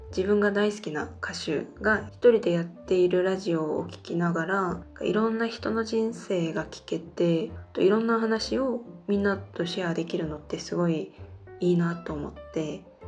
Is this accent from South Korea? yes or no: yes; South Korea; Japanese is a second language; 生まれも育ちも韓国です日本語は学生の時から勉強しています